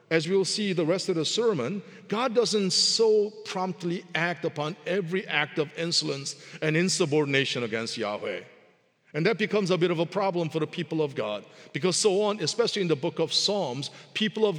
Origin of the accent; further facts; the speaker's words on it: United States; we're from the United States